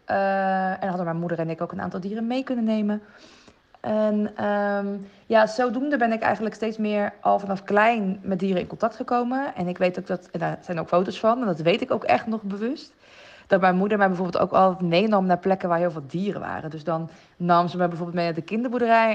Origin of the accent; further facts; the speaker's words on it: Rotterdam, South Holland, Netherlands; daar ben ik ook opgegroeid in Rotterdam